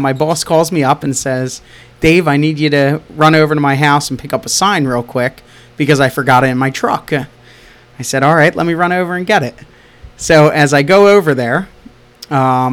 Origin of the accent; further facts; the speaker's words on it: Hamilton, New Jersey, United States; also born or lived in Marlton, New Jersey; my parents lived in Hamilton since 1975